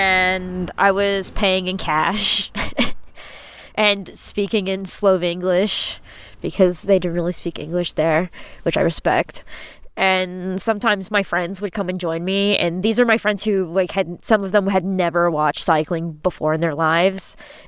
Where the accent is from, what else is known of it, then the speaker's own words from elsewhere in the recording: United States; Being American, I know what it means for trains to be really slow